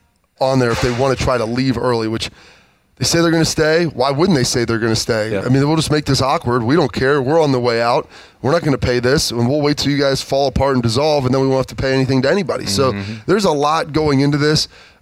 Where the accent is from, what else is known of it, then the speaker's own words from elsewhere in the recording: Iowa, United States; We're from Iowa, big Hawkeye fans.